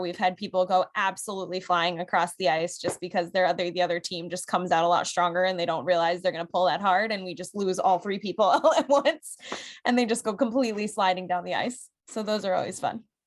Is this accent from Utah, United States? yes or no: no; New England, Connecticut, United States; moved away; I'm from New England. I have to stay true to my roots out there